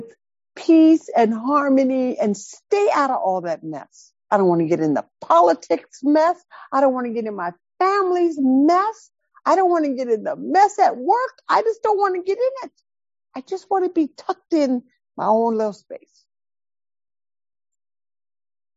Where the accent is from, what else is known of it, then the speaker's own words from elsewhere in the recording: High Point, North Carolina, United States; When I grew up in High Point, so I grew up in the projects in a very dysfunctional house